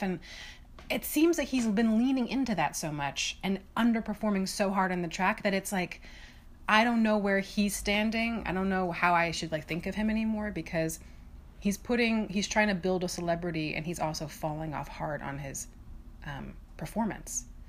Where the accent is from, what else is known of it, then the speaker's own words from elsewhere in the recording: United States; as an American